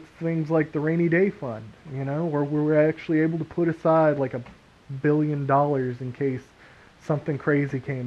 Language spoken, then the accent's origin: English; Texas, United States; We're from Texas.